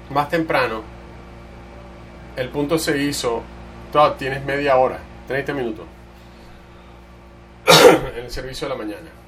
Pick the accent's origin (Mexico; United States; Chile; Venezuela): United States; Texas; soy de, Texas, de Texas y eh, es verdad, toda la gente, eh, las, cosas, las cosas son bien grandes en Texas, yo, yo allá soy un hombre pequeño